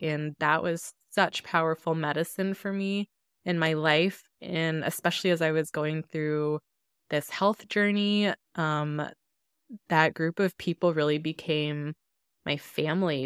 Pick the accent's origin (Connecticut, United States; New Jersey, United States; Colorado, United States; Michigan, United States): Colorado, United States; Denver; growing up in Denver, my neighborhood and my schools were all largely Hispanic